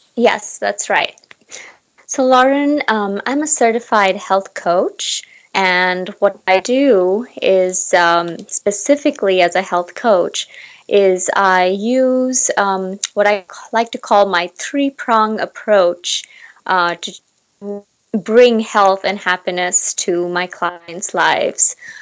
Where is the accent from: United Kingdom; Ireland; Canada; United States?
United States; Seattle, Washington; moved away as an adult; now in Seoul, South Korea; I am temporarily right now located in Seoul, South Korea, um, but I am originally from Seattle